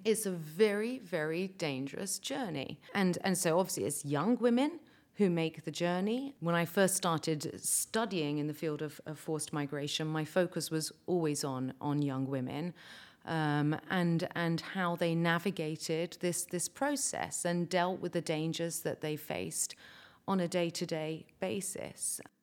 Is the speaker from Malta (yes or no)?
yes; Malta; we, as Maltese, I'm speaking as a Maltese person now